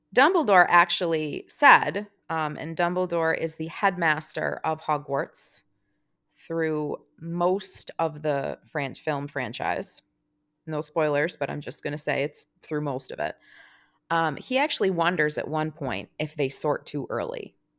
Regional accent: United States; as an American fan

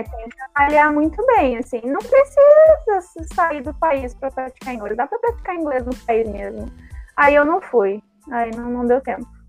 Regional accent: Porto Alegre, Rio Grande do Sul, Brazil; Eu moro na, nasci na Restinga

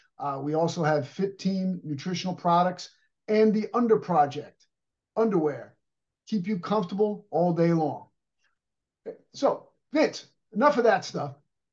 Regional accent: Paterson, New Jersey, United States; My last name got changed, but they all landed in Patterson. That's where I was born.

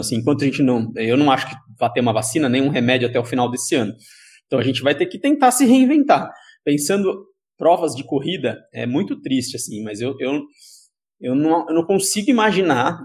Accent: Sorocaba, São Paulo, Brazil; eu sou de Sorocaba

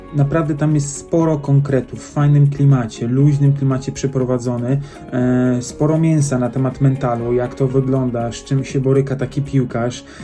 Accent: Poland; jesteśmy Poland

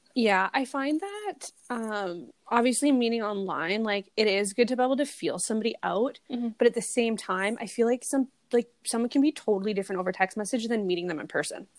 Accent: Canada; accent: Canadian redneck; a fucking Canadian redneck accent

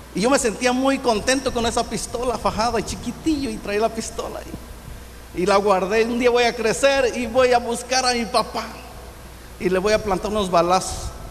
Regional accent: Infiernillo, Michoacán, Mexico; also born or lived in Lázaro Cárdenas, Michoacán / Zirahuén, Michoacán; yo nací en, aquí en Michoacán, en Infiernillo.

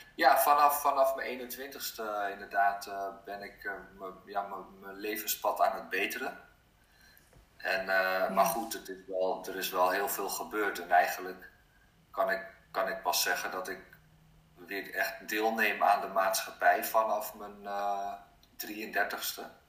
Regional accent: Abcoude, Utrecht, Netherlands; also born or lived in Norway; opgegroeid in een dorpje in Apkoude heet dat, net naast Amsterdam

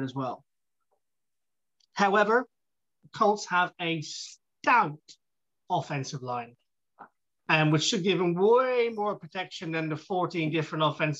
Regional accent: Ireland; I'm Irish

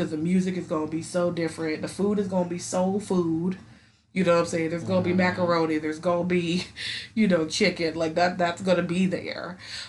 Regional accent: Charlotte, North Carolina, United States; Because my people are from, like, a small town in South Carolina. I'm from Charlotte.

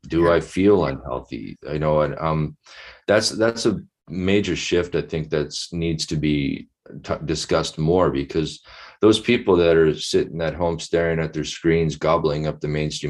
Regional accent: Winnipeg, Manitoba, Canada; I'm from Winnipeg. I grew up there

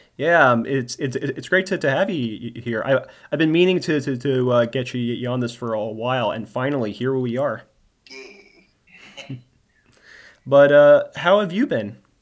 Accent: New Jersey, United States; now in Maryland, United States; my home state in New Jersey

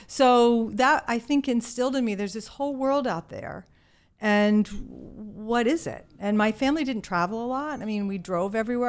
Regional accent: Virginia, United States; accent: Southern; moved away; I grew up in a small town in Virginia

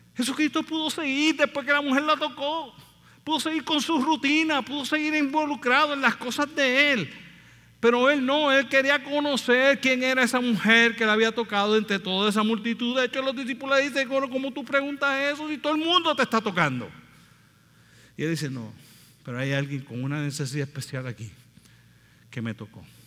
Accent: Puerto Rico; nosotros somos boricuas

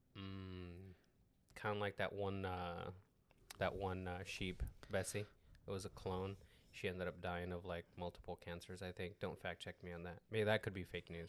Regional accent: Mexico; English is a second language; I'm Mexican

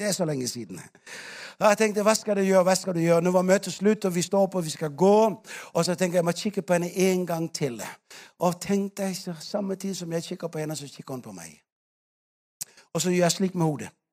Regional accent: Denmark; now in Africa; I Danmark ikke sant, hvor vi kommer fra

